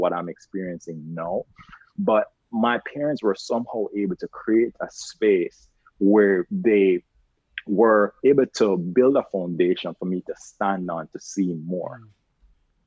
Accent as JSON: {"language": "English", "town": "Carlisle", "region": "Saint Elizabeth", "country": "Jamaica", "tie": "born or raised there", "moved": "as an adult", "said": "Growing up in Jamaica, it was a very, I would say, underexposed community. I'm from a very small town called Carlisle. St. Elizabeth"}